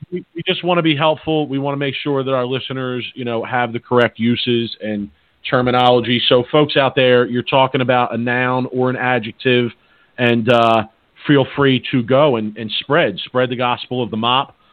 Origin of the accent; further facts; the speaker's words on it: Philadelphia, Pennsylvania, United States; I'm from Philly, and there's a Philadelphia term